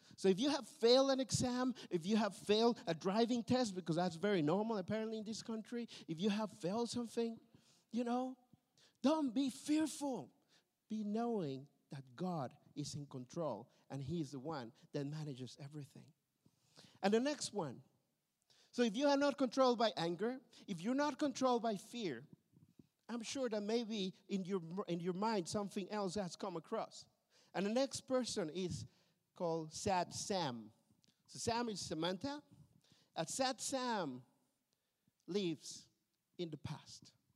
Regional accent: Mexico; also born or lived in Berlin, Germany; now in Tilburg, Netherlands; I come from a broken family uh, from Mexico

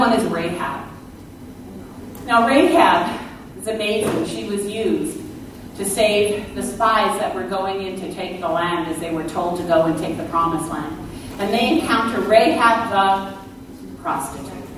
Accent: Canada; I was born in Canada

